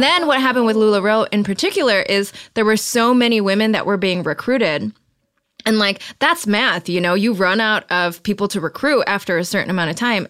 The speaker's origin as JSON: {"language": "English", "town": "Detroit", "region": "Michigan", "country": "United States", "tie": "born or raised there", "said": "I grew up around Detroit"}